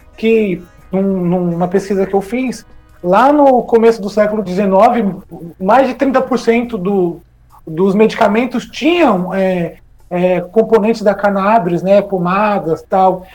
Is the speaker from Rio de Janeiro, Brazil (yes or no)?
no; Santana de Parnaíba, São Paulo, Brazil; eu sou de Santana de Parnaíba, aí na região metropolitana